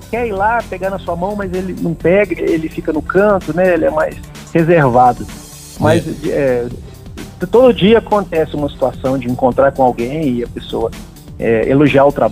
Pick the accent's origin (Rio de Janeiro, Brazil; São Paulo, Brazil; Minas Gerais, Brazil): Minas Gerais, Brazil; moved away as an adult; now in Brasília, Brazil; Eu sou de Minas. Isso. Sou de Minas. Tem dez anos que eu moro em Brasília.